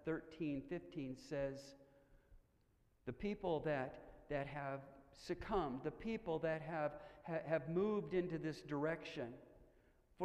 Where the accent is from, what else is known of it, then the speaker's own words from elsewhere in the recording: Stillwater, Oklahoma, United States; I was born in Stillwater, Oklahoma, the home of the Oklahoma State University Cowboys